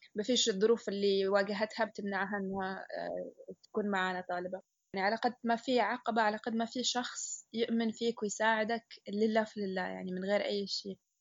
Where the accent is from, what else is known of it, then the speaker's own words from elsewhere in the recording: Yemen; احنا يمني